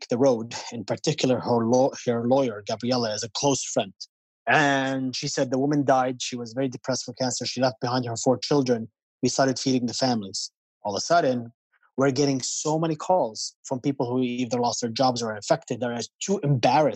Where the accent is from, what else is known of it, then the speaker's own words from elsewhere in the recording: Palestine; now in New York, United States; growing up in Palestine